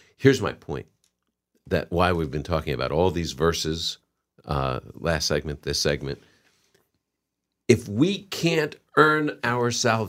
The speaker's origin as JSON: {"language": "English", "region": "New England", "country": "United States", "said": "I'm from New England."}